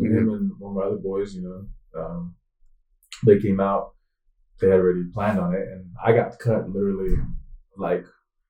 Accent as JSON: {"language": "English", "town": "Seattle", "region": "Washington", "country": "United States", "said": "I'm from the Pacific Northwest, you know, the great state of Washington, Seattle, 206"}